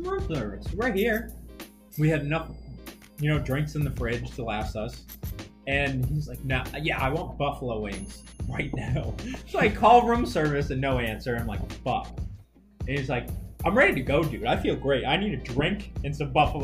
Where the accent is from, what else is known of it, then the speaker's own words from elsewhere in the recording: Boston, Massachusetts, United States; we're from Boston.